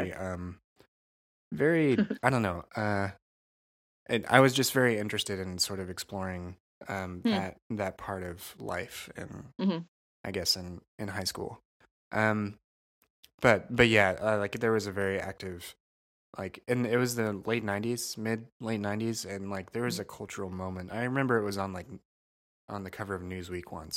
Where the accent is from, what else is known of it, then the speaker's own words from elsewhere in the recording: Crawfordsville, Indiana, United States; I grew up in Crawfordsville, Indiana, which is a small town